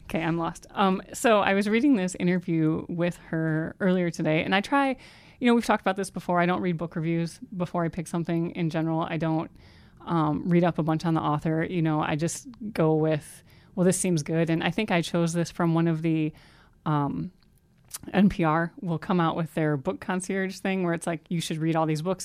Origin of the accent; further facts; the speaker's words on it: Ohio, United States; I'm from Ohio